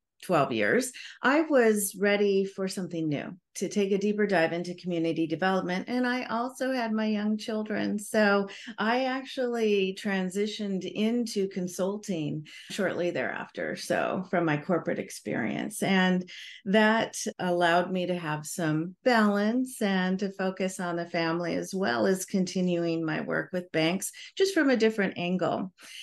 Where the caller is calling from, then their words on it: Honolulu, Hawaii, United States; I'm calling in from Honolulu, Hawaii.